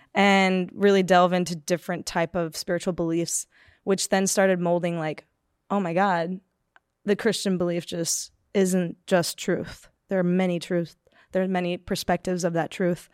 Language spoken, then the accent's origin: English; Palmdale, California, United States; I grew up in Palmdale, California, which is just, like, an hour north of Los Angeles